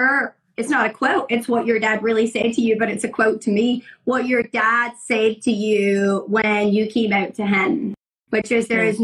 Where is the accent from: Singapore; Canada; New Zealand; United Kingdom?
United Kingdom; Scotland; now in United States; When I moved from Scotland to America